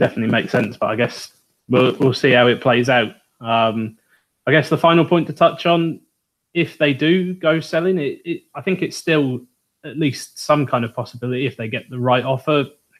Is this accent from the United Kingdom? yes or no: yes; south of England, United Kingdom; From the south of England.